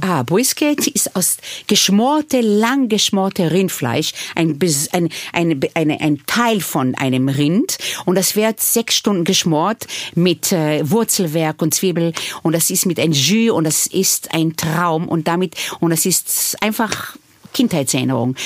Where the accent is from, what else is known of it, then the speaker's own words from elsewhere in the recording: Israel; German is a second language; now in Vienna, Austria; Ich bin nicht ohne Alkohol aufgewachsen in Israel